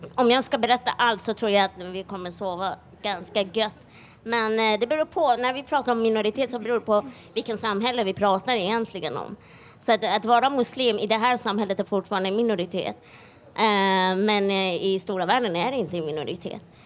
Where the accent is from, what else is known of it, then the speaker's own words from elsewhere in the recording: Iran; now in Sweden; jag är iranier